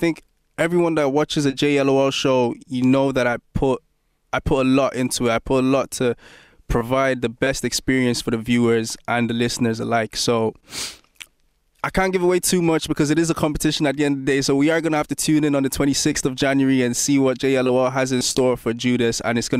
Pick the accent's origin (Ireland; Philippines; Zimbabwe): Ireland; Dublin, Leinster; moved away as an adult; now in London, United Kingdom; Yeah, so I'm 25 years old. … of course. I grew up in Dublin since I was a young kid, basically my whole life. Blanchardstown, Clonsilla, Dublin 15.